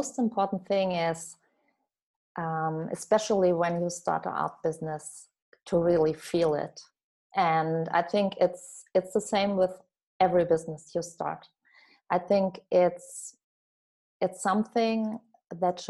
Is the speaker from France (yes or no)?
yes; France; also born or lived in southern Germany; now in Germany; I was born in France, and today I live in southern Germany.